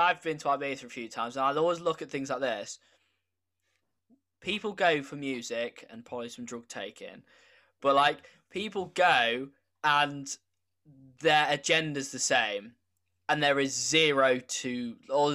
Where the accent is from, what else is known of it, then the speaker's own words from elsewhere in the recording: United Kingdom; also born or lived in village near Lincoln, England; we have a problem as British people